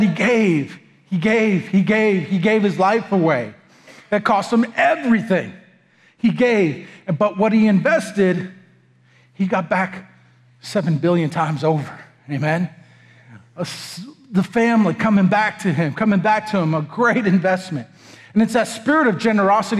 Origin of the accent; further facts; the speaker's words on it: United States; moved away; also born or lived in Texas; I'm some whitey from America